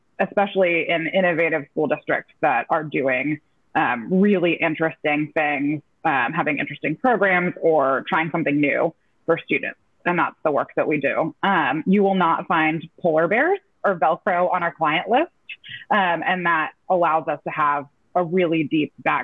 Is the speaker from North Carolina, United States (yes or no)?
yes; North Carolina, United States; moved away as an adult; I was making my homecoming back to my home state